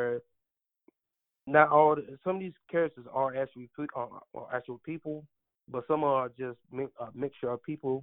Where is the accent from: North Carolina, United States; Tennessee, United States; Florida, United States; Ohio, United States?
North Carolina, United States; Stovall; moved away as an adult; now in Raleigh, United States; growing up from Stovall